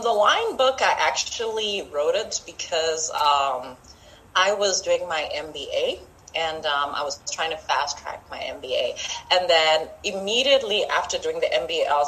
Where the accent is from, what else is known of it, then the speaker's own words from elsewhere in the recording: Zimbabwe; now in Botswana; I'm from Zimbabwe, but I live in Botswana, so I am African.